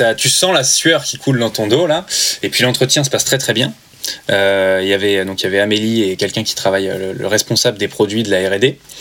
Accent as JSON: {"language": "French", "region": "Normandy", "country": "France", "also_born_or_lived": "Paris", "moved": "as an adult", "said": "Je viens de Normandie, donc euh, j'étais à Paris, je pas, pas du tout chez moi"}